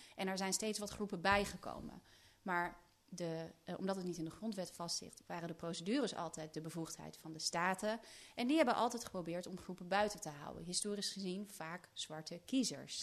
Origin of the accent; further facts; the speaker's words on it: Netherlands; ik kom natuurlijk uit Nederland en in Nederland zijn we toch iets dempender